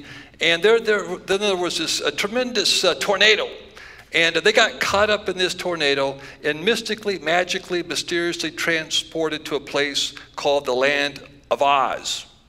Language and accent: English; Lewiston, Idaho, United States; also born or lived in Yakima / Wenatchee / Phoenix / Salem; So I was born in Lewiston, Idaho. And I'm from Idaho. Don't spread that news around too much. And then I moved to Yakima and Wenatchee, Washington.